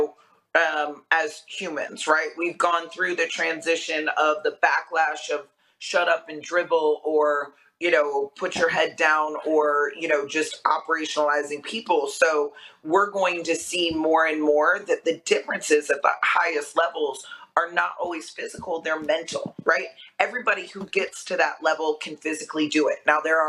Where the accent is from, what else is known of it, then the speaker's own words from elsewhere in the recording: Vero Beach, Florida, United States; also born or lived in Boston; I grew up in Vero Beach, Florida, where football is a way of life